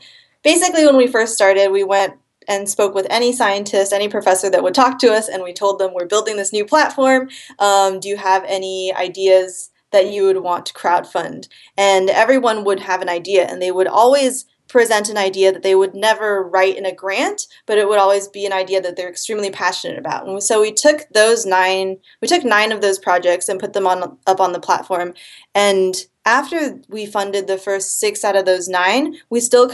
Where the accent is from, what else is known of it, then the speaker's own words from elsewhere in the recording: Seattle, Washington, United States; I am from Seattle, Washington